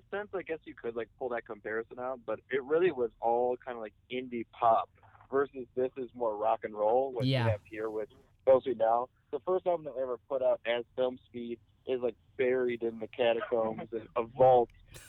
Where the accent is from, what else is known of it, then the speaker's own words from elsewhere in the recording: Detroit, Michigan, United States; because we came from Detroit. We didn't really know anyone, and we didn't have like fans.